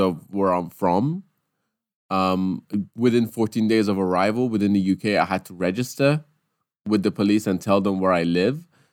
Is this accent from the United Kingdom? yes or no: no; Iran; first language Persian; English is a second language; moved away; I studied English in Iran